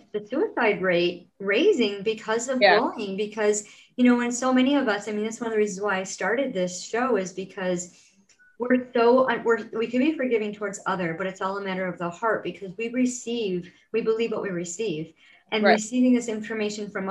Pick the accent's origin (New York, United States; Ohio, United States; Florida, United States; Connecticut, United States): New York, United States; Rochester; in my hometown, I live in upstate New York, in Rochester, New York, and I live in a town called Grace